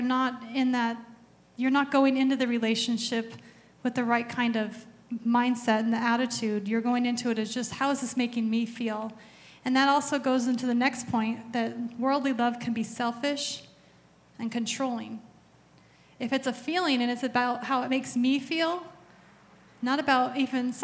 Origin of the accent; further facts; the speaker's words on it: Arizona, United States; I grew up in Arizona, and that's all my dad listened